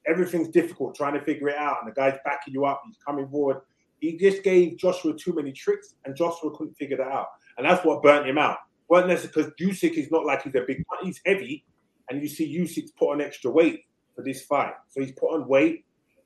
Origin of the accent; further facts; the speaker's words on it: United Kingdom; I'm a Brit